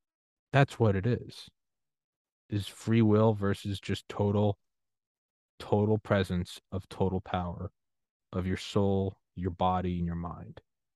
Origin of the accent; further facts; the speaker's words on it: New England, United States; I'm from New England, but man, there is something awesome about the Yankees